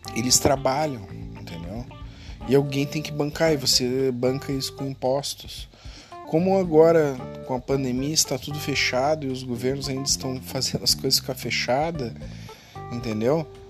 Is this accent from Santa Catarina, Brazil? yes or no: no; Rio Grande do Sul, Brazil; eu sou gaúcho aqui